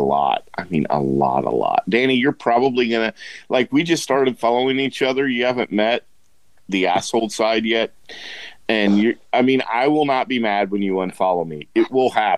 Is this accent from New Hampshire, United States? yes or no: no; Hannibal, Missouri, United States